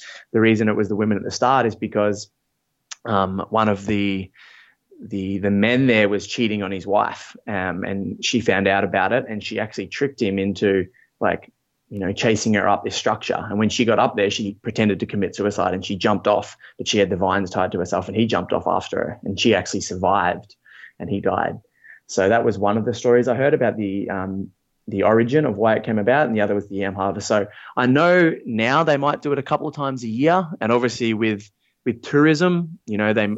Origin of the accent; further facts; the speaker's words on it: Australia; But yeah, I grew up in Australia and we moved around a lot. My dad was involved with a lot of Aboriginal organizations in the north of Australia.